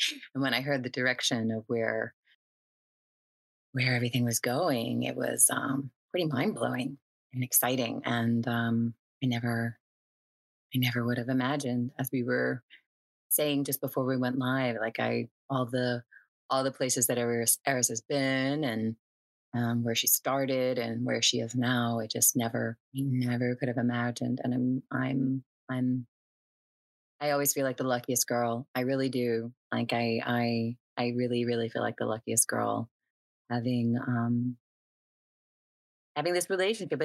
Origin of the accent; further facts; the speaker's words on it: New Orleans, Louisiana, United States; now in Los Angeles, United States; I'm in Los Angeles. Yeah, I've been here for a little while now, but you know, I'm originally from New Orleans